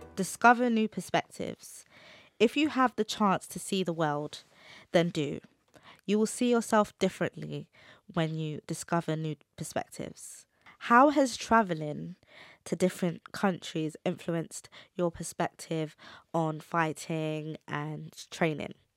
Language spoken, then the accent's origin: English; London, United Kingdom; brought up in the U K